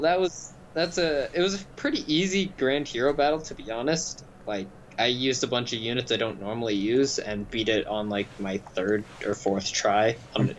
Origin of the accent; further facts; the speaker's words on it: Canada; we're Canadian